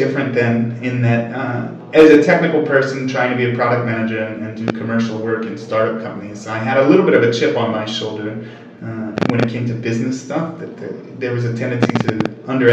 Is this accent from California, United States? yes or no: yes; California, United States; moved away as an adult; now in London, United Kingdom; I'm from California